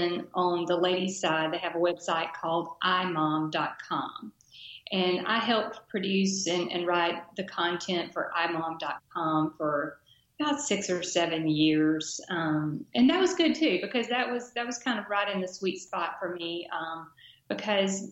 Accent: Dothan, Alabama, United States; my hometown daily newspaper, great guy named Bill Perkins. The Dothan Eagle

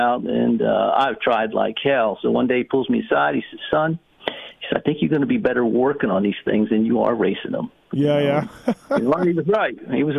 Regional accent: New Jersey, United States; now in North Carolina, United States; Yeah, Jersey boy. And, you know, that was, I think, not in Jersey anymore. I actually live in North Carolina.

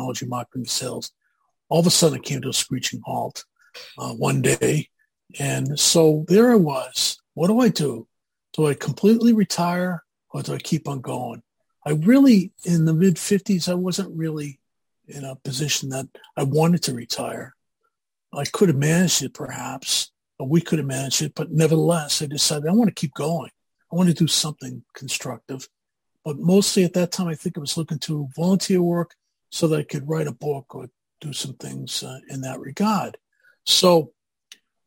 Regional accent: Boston, Massachusetts, United States; accent: Boston; moved away as an adult; also born or lived in Amherst, Massachusetts / Newton, Massachusetts; now in Roswell, United States; And I'm originally from Boston, if you can't guess. I grew up in Boston, went to school in Boston, as well as Amherst, Massachusetts, and I've never lost my accent, quite honestly.

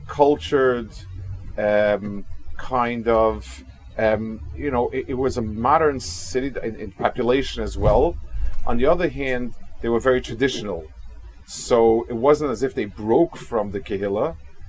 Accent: Kaunas, Kaunas County, Lithuania; I hope I'm not disappointing the people that are focusing a lot on my hometown

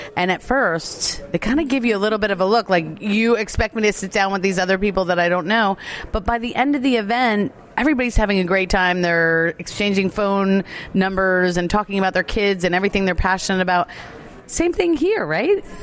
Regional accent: Asbury Park, New Jersey, United States; now in Maryland, United States; here in Asbury Park, New Jersey, my hometown, I'm a Jersey girl

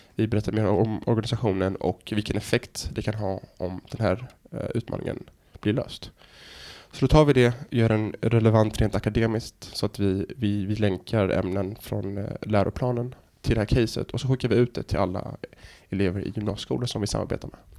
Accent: Helsingborg, Skåne, Sweden; moved away; also born or lived in United States / Norway / Dubai; Jag är liksom född och uppvuxen i Helsingborg

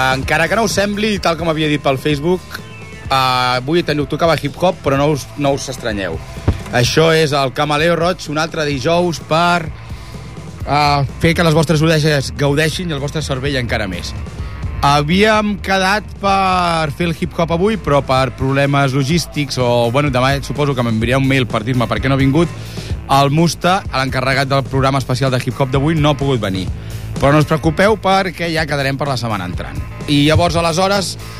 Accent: Ripollet, Catalonia, Spain; nosaltres som de Ripollet

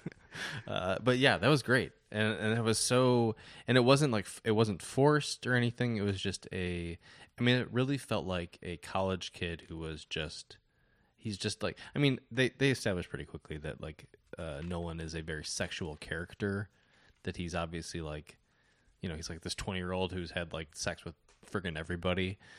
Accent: Detroit, Michigan, United States; moved away as an adult; also born or lived in Chicago; I grew up in Detroit and, um, th, sorry, the Detroit area, and moved to Chicago for school

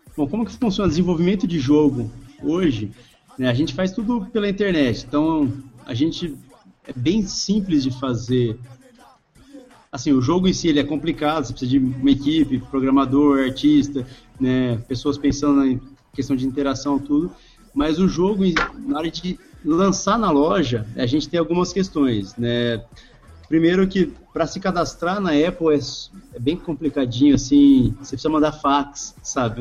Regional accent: Brazil; A gente, como brasileiro

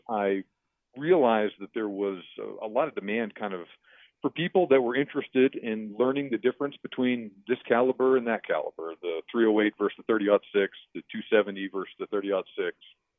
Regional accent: Houston, Texas, United States; now in El Paso, United States; So I'm originally from the Houston area, part of Texas, and I served in the Army for a long time, so I've lived kind of all over the place.

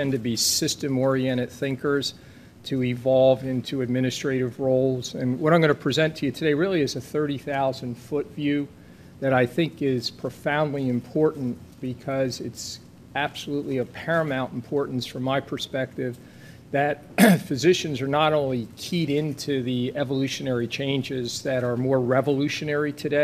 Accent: New Jersey, United States; I'm from New Jersey

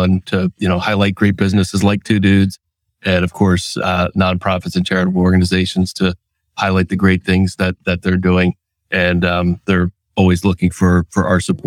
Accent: Pennsylvania, United States; also born or lived in Washington State; they came back to Pennsylvania

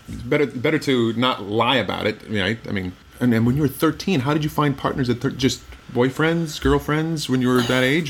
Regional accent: Midwest, United States; I'm from the Midwest

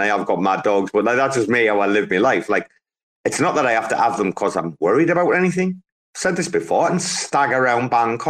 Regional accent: England, United Kingdom; I regard myself as an Englishman

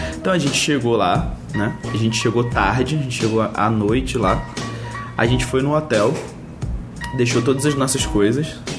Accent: Brazil; moved away as an adult; eu sou brasileiro, tenho 19 anos

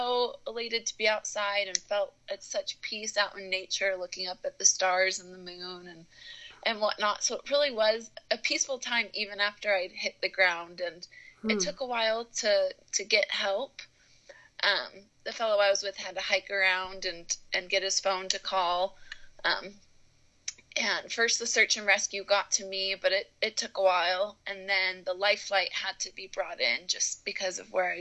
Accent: Chicago, Illinois, United States; moved away as an adult; now in Logan, United States; I'm from Chicago, so I didn't have time to fly home to see my family

